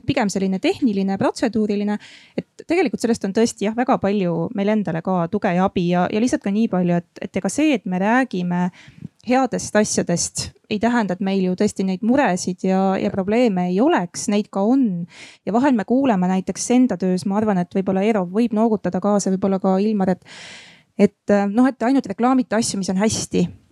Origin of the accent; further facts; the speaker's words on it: Järva County, Estonia; mina olen ise Järvamaalt pärit